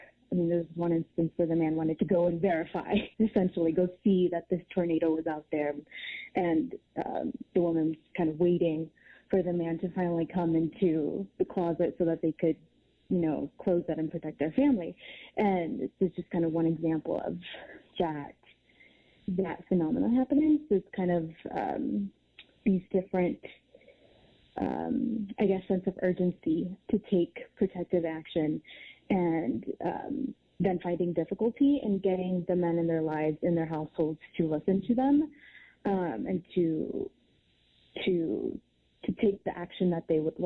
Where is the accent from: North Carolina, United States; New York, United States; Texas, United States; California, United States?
Texas, United States; Houston; moved away; I'm from Houston, so several hurricanes that I've experienced